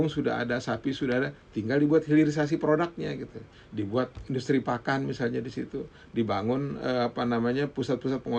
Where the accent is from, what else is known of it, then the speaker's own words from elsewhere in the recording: Sumbawa, West Nusa Tenggara, Indonesia; kalau misalnya contoh di Sumbawa di kampung saya di kampung saya itu lokasi food estate-nya itu memang ada